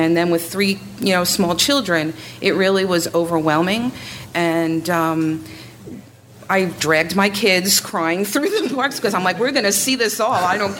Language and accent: English; Bushkill, Pennsylvania, United States; I'm from Bushkill, Pennsylvania.